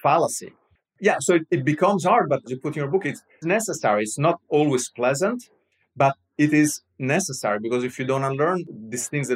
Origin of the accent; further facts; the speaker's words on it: Rome, Lazio, Italy; I'm Roman. I'm from Rome.